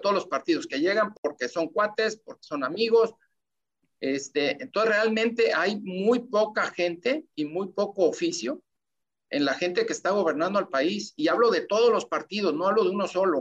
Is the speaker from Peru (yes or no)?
no; Mexico; todos somos mexicanos